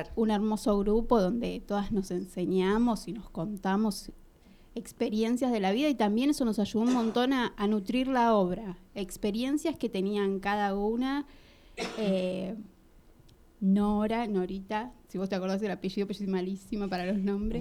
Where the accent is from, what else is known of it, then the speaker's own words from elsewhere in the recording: Lanús, Buenos Aires Province, Argentina; yo nací en Lanús, viví toda la vida en Lanús